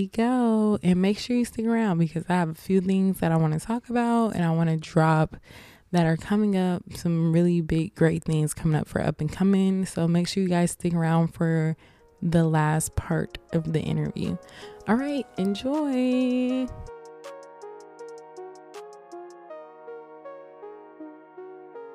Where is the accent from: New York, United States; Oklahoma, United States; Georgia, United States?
Georgia, United States; Atlanta; I'm from Atlanta